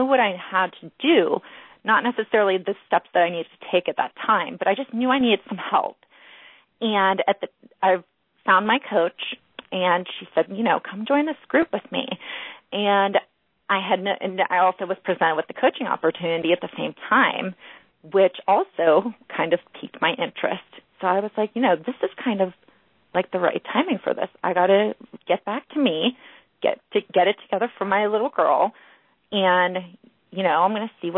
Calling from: Pittsburgh, Pennsylvania, United States; From Pittsburgh, Pennsylvania.

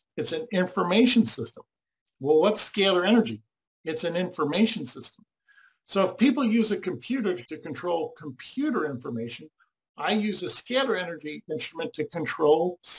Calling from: Florida, United States; I'm calling from the United States, Florida, state of Florida.

